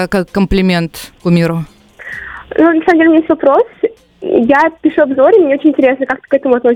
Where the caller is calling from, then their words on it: Yekaterinburg, Sverdlovsk Oblast, Russia; А, приветики … я из Екатеринбурга.